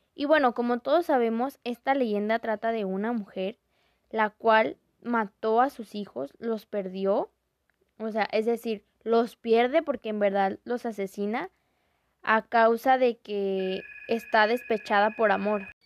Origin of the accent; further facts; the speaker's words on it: Mexico; nuestra cultura como mexicanos